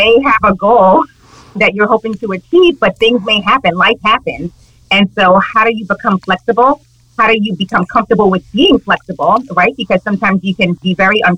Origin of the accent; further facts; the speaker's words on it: New York City, New York, United States; now in Westchester County, United States; I was born and raised in Harlem, New York City.